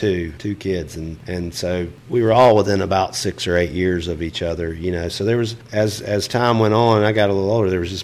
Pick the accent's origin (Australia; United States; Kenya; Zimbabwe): United States; LaGrange, Georgia; growing up in LaGrange, Georgia